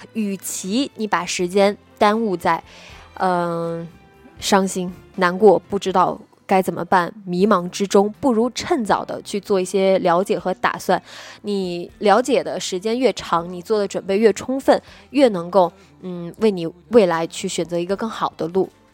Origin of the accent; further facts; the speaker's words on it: Nanjing, Jiangsu, China; 我是南京人